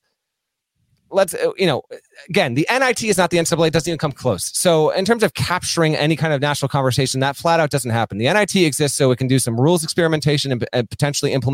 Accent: Vermont, United States; I grew up skiing in Vermont

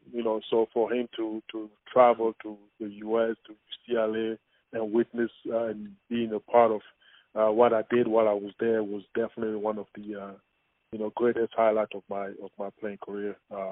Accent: Cameroon; everything that I encountered growing up in Cameroon has made me who I am today, every single thing.

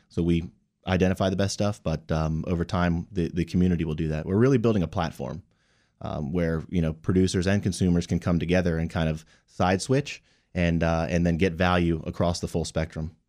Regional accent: Rockville, Maryland, United States; also born or lived in North Carolina; I grew up here in Rockville and, and came back after, after college.

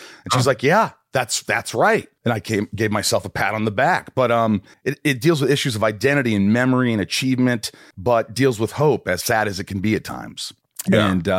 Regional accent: Indiana, United States; I grew up in Indiana from the ages of 8 on.

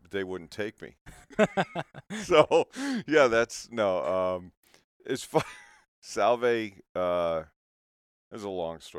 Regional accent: St. Louis, Missouri, United States; I was actually born in St. Louis, not to get in my my family

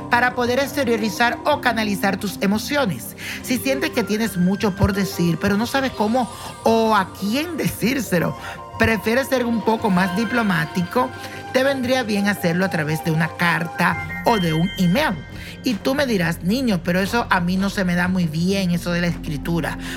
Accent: Venezuela; moved away as an adult; also born or lived in Puerto Plata; now in Madrid, Spain; Soy venezolano, viví en Puerto Plata por cuatro años y medio.

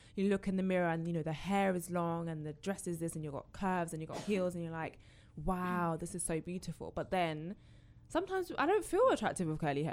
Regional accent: Essex, East of England, United Kingdom; I grew up in Essex

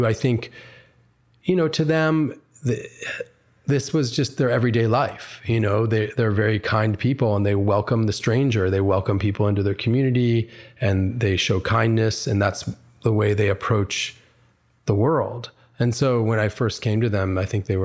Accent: Schenectady, New York, United States; So I was born in Schenectady, New York. And when I was a boy growing up there, I faced anti-Semitism.

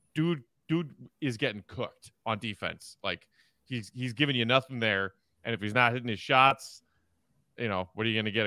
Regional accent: Chicago suburbs, Illinois, United States; now in Chicago, United States; grew up in the suburbs and now lives in Chicago

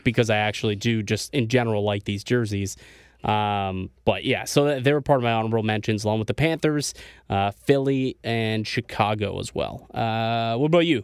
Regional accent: Niagara Falls, Ontario, Canada; also born or lived in Toronto; I'm from Niagara Falls, right? As, as some people know, if you're new to this show, I'm, you know, from Niagara Falls, lived in Toronto for a few years.

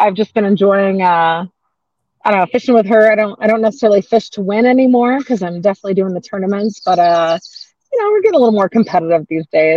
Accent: Phoenix, Arizona, United States; moved away as an adult; also born or lived in Utah; now in Sandy, Utah, United States; I'm a Phoenix native, I should say. I grew up in Arizona

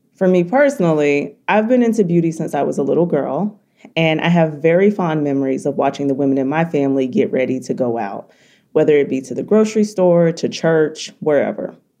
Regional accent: the South, United States; We're black and from the South

